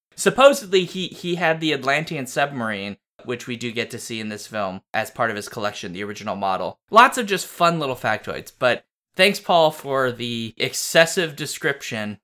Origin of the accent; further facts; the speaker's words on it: United States; I'm American